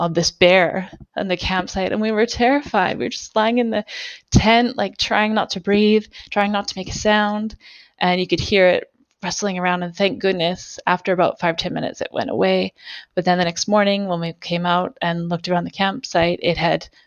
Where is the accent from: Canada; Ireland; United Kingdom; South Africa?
Canada; Alberta; See, if you grow up in Canada, you know that like camping in the Rocky Mountains, like I'm from Alberta